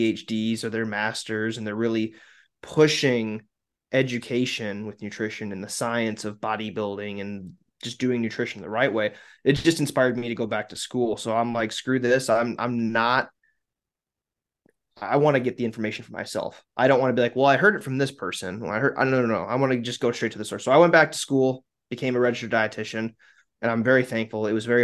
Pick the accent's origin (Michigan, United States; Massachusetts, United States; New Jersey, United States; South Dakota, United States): South Dakota, United States; I'm from South Dakota.